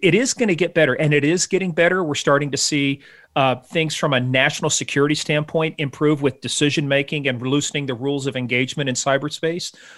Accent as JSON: {"language": "English", "country": "Iran", "tie": "born or raised there", "moved": "yes", "said": "I grew up in Iran, uh, back in, you know, the days when the Shah was in power"}